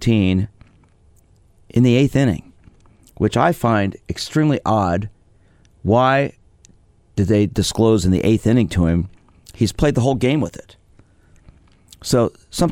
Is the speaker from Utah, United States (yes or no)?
no; New York City, New York, United States; I was born in Brooklyn, so I guess I have that affinity still